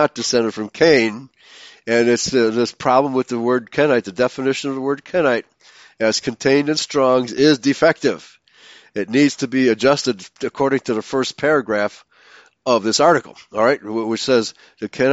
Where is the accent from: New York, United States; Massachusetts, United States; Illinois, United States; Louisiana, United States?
Illinois, United States; Chicago; growing up in Chicago